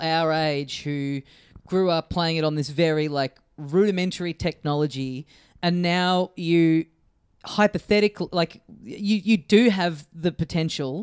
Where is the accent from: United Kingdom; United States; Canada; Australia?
Australia; as an Australian